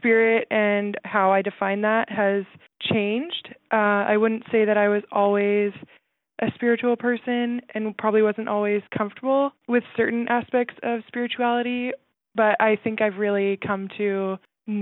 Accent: Langley, British Columbia, Canada; I'm from Langley, British Columbia

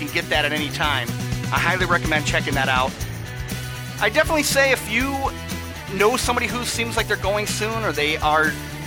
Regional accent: Michigan, United States; I'm from Michigan

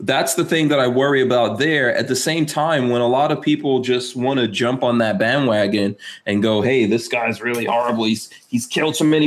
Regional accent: New York, United States; Growing up in New York

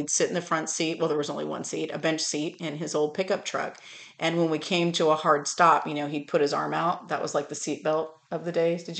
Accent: California, United States; moved away as an adult; now in Tennessee, United States; growing up in California

